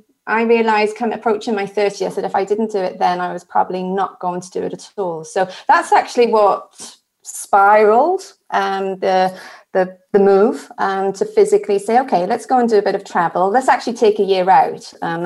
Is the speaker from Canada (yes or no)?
no; Wales, United Kingdom; But originally from the green grass of home, which is South Wales in the UK. And actually, I can actually see Wales from my window.